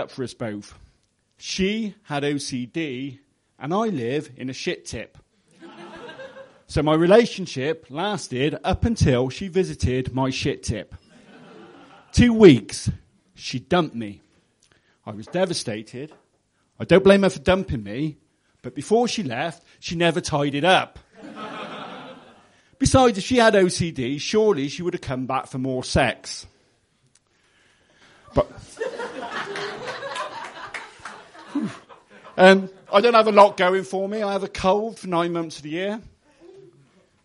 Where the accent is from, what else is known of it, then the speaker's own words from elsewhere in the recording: Gloucester, South West England, United Kingdom; I'm from Gloucester